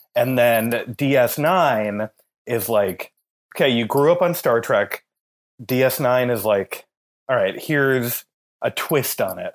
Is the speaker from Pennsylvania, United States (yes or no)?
no; Minnesota, United States; I'm from Minnesota